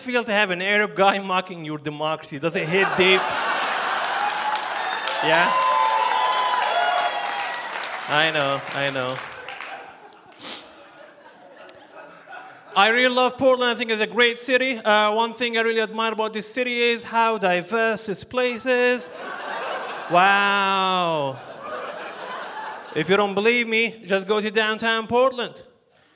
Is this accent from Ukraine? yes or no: no; Libya; now in United States; I'm from Libya, which is in North Africa